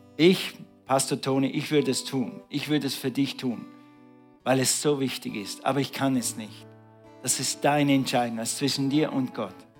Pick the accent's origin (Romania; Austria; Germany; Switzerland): Switzerland; bei uns in der Schweiz macht man ja Striche so